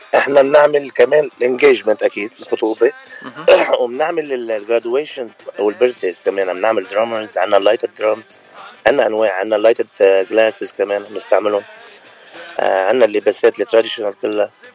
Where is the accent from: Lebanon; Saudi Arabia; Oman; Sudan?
Lebanon; moved away as an adult; now in California, United States; أنا من لبنان وصار لي تقريبا 8 سنين من سنة 2012 بكاليفورنيا أمريكا